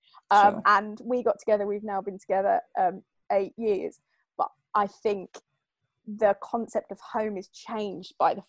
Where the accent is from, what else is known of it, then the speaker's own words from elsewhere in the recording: East of England, United Kingdom; we are both from the same place and we're both from Suffolk.